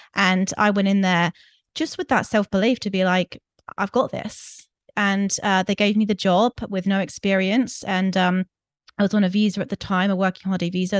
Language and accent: English; United Kingdom; moved away as an adult; also born or lived in Greece; I'm from the U K, I'm sure your listeners have picked up my accent